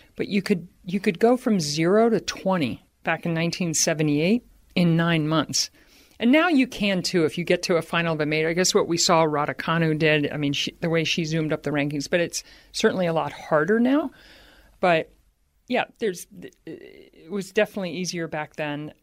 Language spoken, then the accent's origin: English; Baltimore, Maryland, United States; growing up in Baltimore